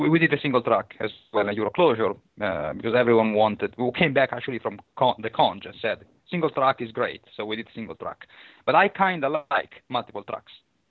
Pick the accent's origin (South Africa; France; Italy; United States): Italy; Milan, Lombardy; moved away; And I'm from Milan originally